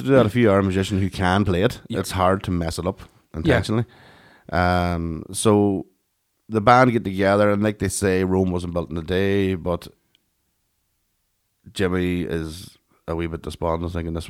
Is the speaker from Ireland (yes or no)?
yes; Ireland; for us as Irish people, we were going, that's the woman we know.